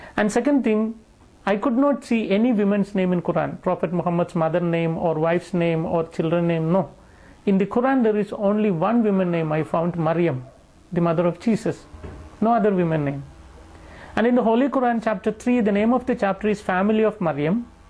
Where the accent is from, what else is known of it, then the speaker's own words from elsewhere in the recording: Wayanad, Kerala, India; moved away; My great grandparents are from Turkey, but they came and settled down in India, in the South Kerala, a location called Wayanad